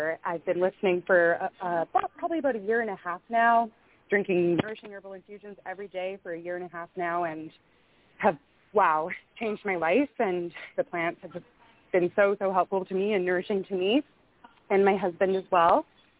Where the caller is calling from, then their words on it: the Kootenays in British Columbia, Canada; I'm calling from the Kootenays in British Columbia.